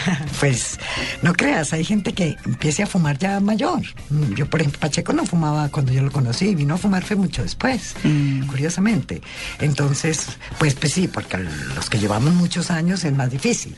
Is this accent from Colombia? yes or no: yes; Bogotá, Colombia; accent: cachaca; also born or lived in Colombian Caribbean coast; Y así terminé en Bogotá, en Chapinero pasé toda mi, mi juventud, mi infancia, mi juventud. Y me quedé en Bogotá y ya soy Rola. Y yo voy a Barranquilla y me dicen cachaca